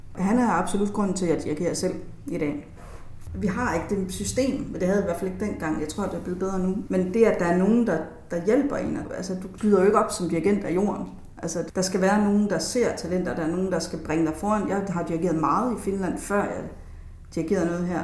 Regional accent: Jutland, Denmark; nu er jeg selv fra Jylland, og der, der taler vi faktisk heller ikke så meget.

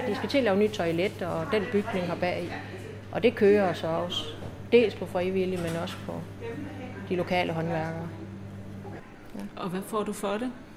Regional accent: Ørsted, Denmark; jeg er opvokset her i Ørsted

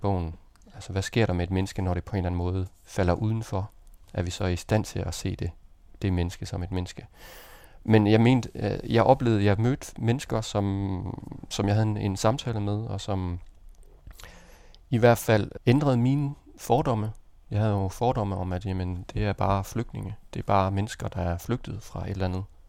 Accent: Denmark; jeg var dansker

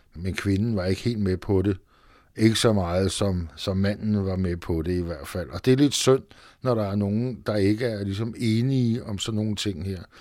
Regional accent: Frederiksberg, Capital Region of Denmark, Denmark; also born or lived in Vesterbro; Jeg kommer i virkeligheden fra Frederiksberg

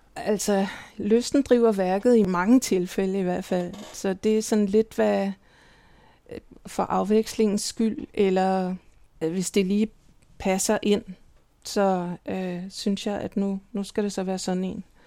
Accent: Copenhagen, Capital Region of Denmark, Denmark; moved away as an adult; also born or lived in Milan; now in Berlin, Germany; jeg er vokset op i København

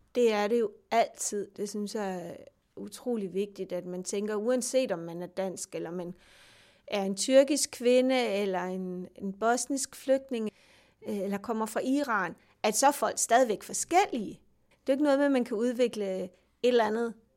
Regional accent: Denmark

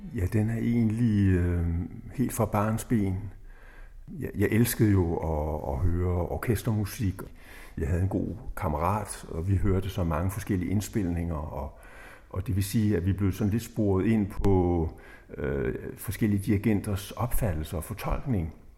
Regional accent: Slagelse, Zealand, Denmark; jeg blev født i Slagelse

